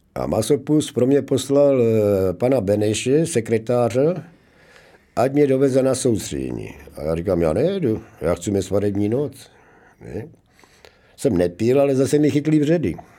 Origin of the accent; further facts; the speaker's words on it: Zlín, Zlín Region, Czechia; moved away as an adult; also born or lived in Brno / Prague; domov vždycky mám jako v tom Zlínu, Gotwaldově, jo. že tam jsem vyrostl